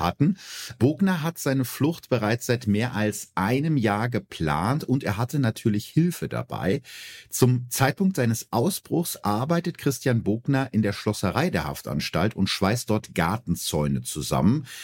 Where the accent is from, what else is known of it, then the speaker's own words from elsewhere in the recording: North Rhine-Westphalia, Germany; so einen Bezug zu meiner Heimat hat, zum schönen Ostwestfalen.